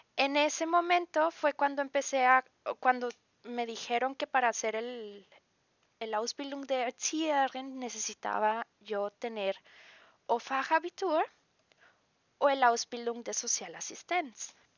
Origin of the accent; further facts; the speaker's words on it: Ciudad Acuña, Coahuila, Mexico; moved away as an adult; now in Ingelheim, Germany; Yo vengo de una ciudad que se llama Acuña, en Coahuila, que es en México.